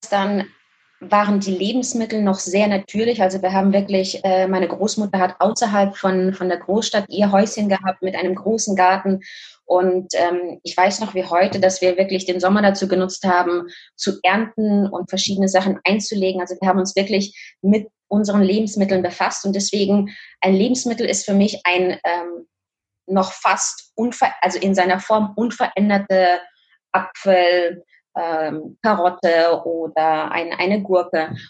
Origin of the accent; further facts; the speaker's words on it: Kazakhstan; moved away; Und ähm, wie gesagt, also ich komme aus Kasachstan, äh, dementsprechend durfte ich ein bisschen eine andere Welt kennenlernen. Das ist jetzt äh, über 30 Jahre her.